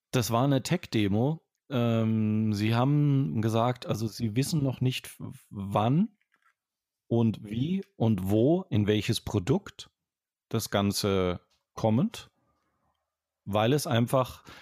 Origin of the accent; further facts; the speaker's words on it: Franconia, Bavaria, Germany; accent: Franconian; ich bin Franke. Ich bin ja kein Bayer.